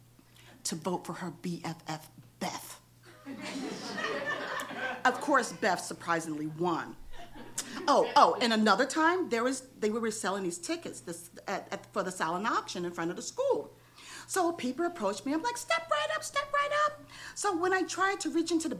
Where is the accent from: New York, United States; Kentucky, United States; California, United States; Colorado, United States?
New York, United States; now in Los Angeles, United States; I'm from New York and we don't play